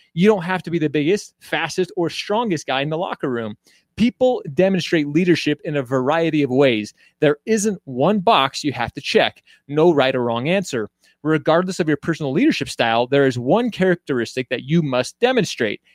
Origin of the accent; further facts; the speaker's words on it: Utah, United States; also born or lived in Royal Oak, Michigan; I call myself from Utah. I moved here when I was a little kid, but I was born in Michigan.